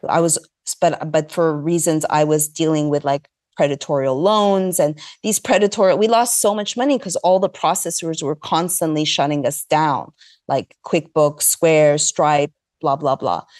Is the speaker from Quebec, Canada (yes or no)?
yes; Montreal, Quebec, Canada; moved away; also born or lived in Los Angeles; I hail from Montreal, Canada. I'm Egyptian, Greek